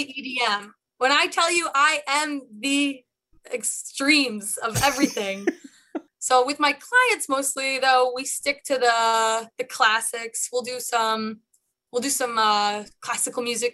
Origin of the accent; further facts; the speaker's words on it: Chicago, Illinois, United States; I am a Chicagoan born and bred.